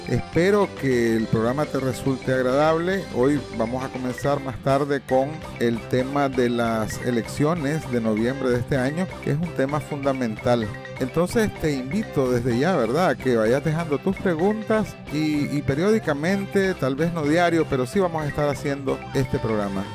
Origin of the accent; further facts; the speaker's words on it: Nicaragua; Somos nicas, naturalmente